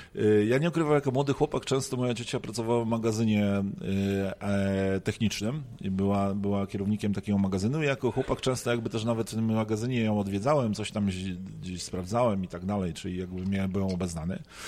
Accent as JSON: {"language": "Polish", "town": "Poznań", "region": "Greater Poland", "country": "Poland", "said": "jestem poznaniakiem"}